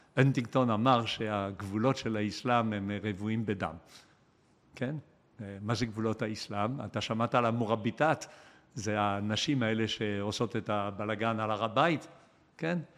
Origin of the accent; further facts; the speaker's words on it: Israel; אנחנו כישראלים